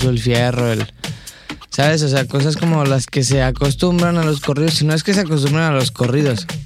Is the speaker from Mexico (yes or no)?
yes; Mexico; Así hablamos como mexicanos.